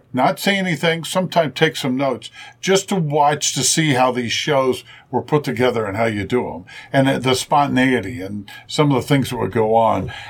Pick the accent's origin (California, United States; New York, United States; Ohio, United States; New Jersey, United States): Ohio, United States; Cincinnati; and I said I'm from Cincinnati